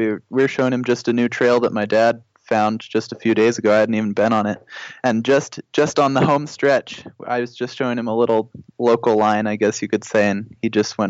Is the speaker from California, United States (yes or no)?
yes; California, United States; also born or lived in Nebraska; So I was born in Nebraska. My dad was doing his surgery residency there, but they're both from California. So I'd say if I had to say somewhere that I'm from other than Kajabi, probably California.